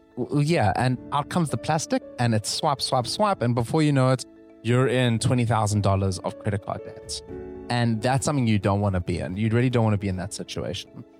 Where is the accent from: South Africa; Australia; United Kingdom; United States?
South Africa; moved away; South Africa. That's my home country